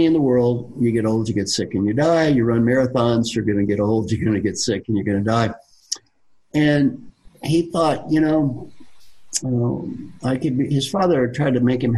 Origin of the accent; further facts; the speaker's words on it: Kentucky, United States; I am from Kentucky